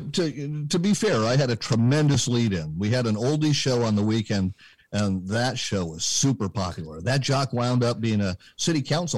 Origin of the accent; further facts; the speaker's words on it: Berkeley, California, United States; Now, I was born and raised in Berkeley, California, which, as I like to say, ill-prepared me for reality.